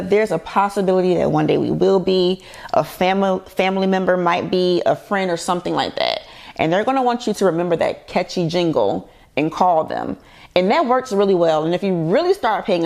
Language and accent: English; Savannah, Georgia, United States; I'm from Savannah, Georgia, little country girl.